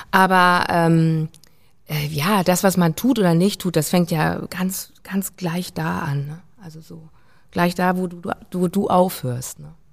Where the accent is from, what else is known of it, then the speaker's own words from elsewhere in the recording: Hamburg, Germany; ich bin ja auch an der Elbe aufgewachsen